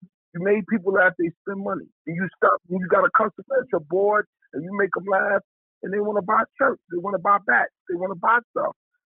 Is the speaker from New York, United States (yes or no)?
yes; New York City, New York, United States; born or raised there